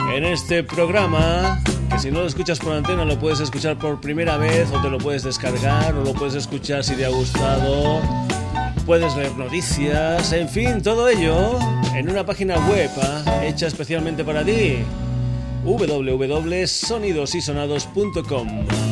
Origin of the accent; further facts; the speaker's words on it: Burguillos del Cerro, Extremadura, Spain; mi pueblo, mi pueblo que es Hamburguillos del Cerro, en la provincia de Badajoz